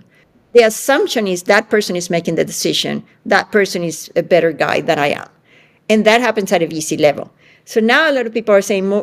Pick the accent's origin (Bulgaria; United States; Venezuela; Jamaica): Venezuela; moved away; I grew up in Venezuela where women could do everything.